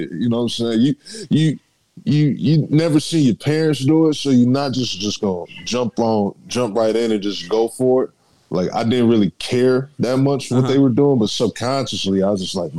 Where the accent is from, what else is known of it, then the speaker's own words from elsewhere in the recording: Dayton, Ohio, United States; now in San Antonio, United States; I'm from Dayton, Ohio. Moved out here in 2011, San Antonio, Texas. I decided it was best for best for me to stay down here.